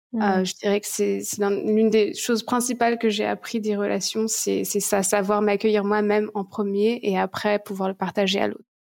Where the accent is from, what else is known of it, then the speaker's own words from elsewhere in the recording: France; moved away as an adult; also born or lived in Goa; now in Bali, Indonesia; Je suis partie de la France à mes 19 ans